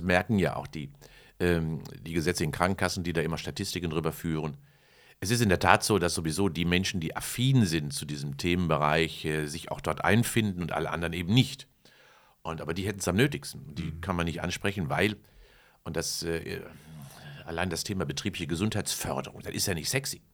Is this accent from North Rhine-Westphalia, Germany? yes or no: yes; Kamen, North Rhine-Westphalia, Germany; bei mir in meinem Heimatort in Carmen Heeren, in Heerenwerbe, gab es ja eine Zeche